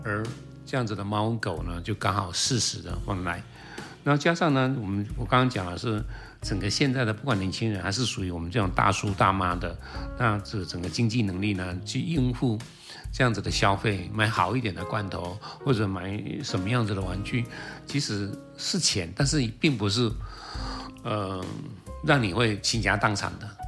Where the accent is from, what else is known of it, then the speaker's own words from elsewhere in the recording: Taiwan; 我是台湾来的